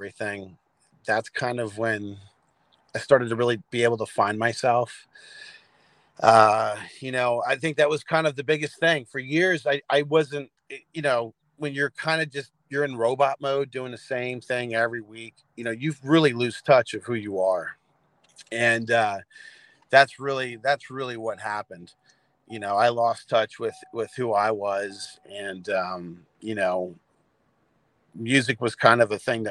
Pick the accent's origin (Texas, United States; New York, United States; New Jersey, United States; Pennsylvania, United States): Pennsylvania, United States; Lebanon; born or raised there; also born or lived in Reno, Nevada